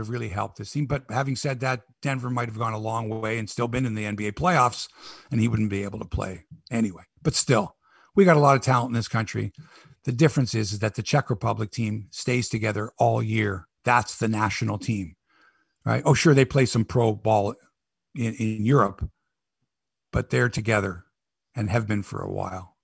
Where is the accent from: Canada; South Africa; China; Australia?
Canada